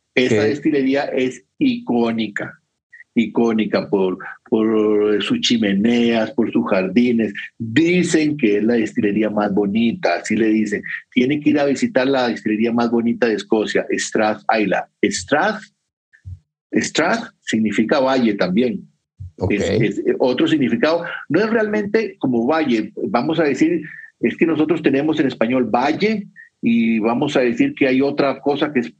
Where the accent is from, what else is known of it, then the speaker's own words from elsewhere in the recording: Costa Rica; yo soy de Costa Rica